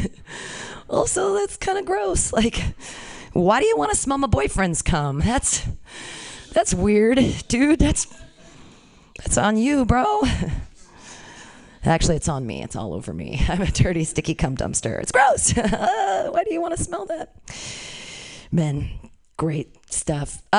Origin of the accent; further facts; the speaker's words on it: California, United States; Born and raised in California, never lived outside of here